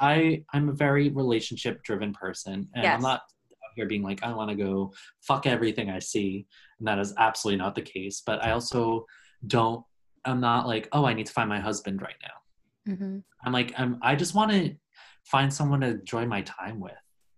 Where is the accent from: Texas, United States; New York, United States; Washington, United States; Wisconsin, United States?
New York, United States; Long Island; moved away as an adult; I'm born and raised in New York. I'm from Long Island originally.